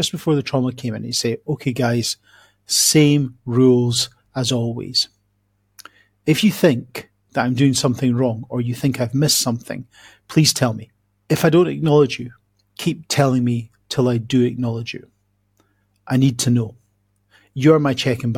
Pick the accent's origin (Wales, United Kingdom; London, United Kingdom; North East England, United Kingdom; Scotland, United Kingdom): Scotland, United Kingdom; accent: Scottish; now in Coventry, United Kingdom